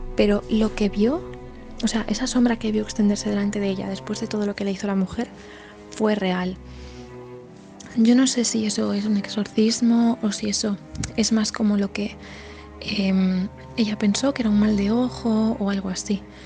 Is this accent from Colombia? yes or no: no; Galicia, Spain; somos de Galicia